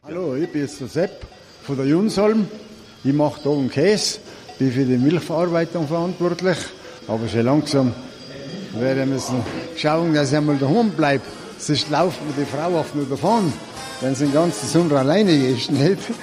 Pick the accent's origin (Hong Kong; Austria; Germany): Austria; Tyrol; born or raised there